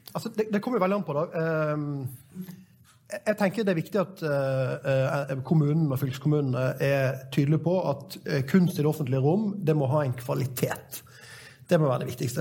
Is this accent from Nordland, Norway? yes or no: no; Florø, Vestland, Norway; I min hjemby Florø